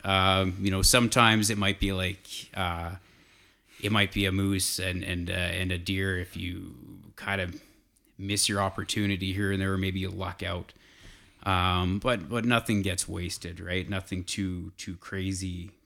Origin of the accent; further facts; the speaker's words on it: south of Calgary, Southern Alberta, Canada; also born or lived in Edmonton; I grew up in Southern Alberta, south of Calgary, by about an hour. So the Porcupine Hills is, is home to me